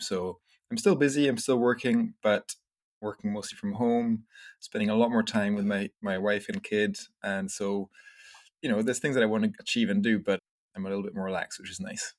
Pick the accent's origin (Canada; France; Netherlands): France; also born or lived in Scotland; I was born in Scotland, but we grew up, I grew up in France. My family moved to France when I was a little baby